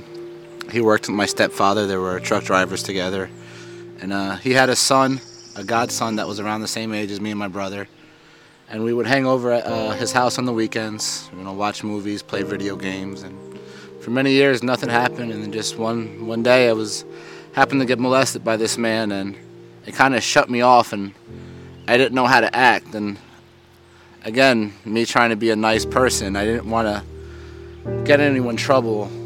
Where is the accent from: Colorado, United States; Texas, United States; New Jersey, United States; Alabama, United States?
New Jersey, United States; Cranford; also born or lived in Florida; I'm 30 years old. I'm from Cranford, New Jersey.